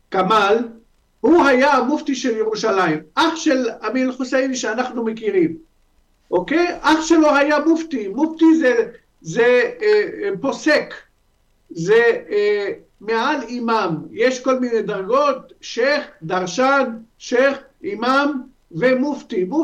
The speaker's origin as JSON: {"language": "Hebrew", "country": "Lebanon", "tie": "born or raised there", "also_born_or_lived": "Syria", "moved": "as an adult", "lives_now": "Israel", "said": "אני יליד לבנון, אה, חבר הקהילה היהודית בלבנון בזמנו, ועלית ארצה בשנת 95, מאז אני בישראל, משנת 95"}